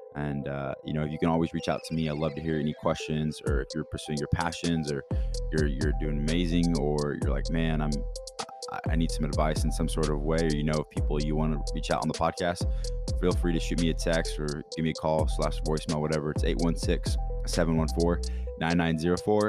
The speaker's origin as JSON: {"language": "English", "town": "Kansas City", "region": "Missouri", "country": "United States", "said": "I'm from Kansas City, Missouri"}